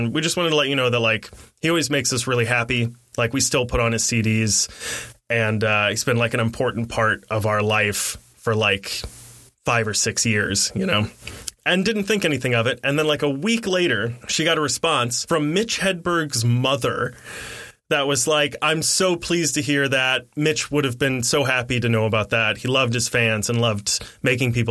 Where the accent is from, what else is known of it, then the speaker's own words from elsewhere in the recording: Midwest, United States; I was raised in the Midwest